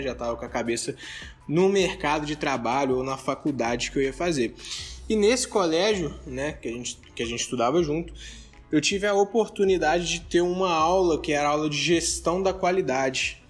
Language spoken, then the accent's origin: Portuguese; Contagem, Minas Gerais, Brazil; also born or lived in Belo Horizonte; eu sou aqui de Contagem, Belo Horizonte, né? Eu sou, eu sou dessa, eu nasci em Belo Horizonte, vim para Contagem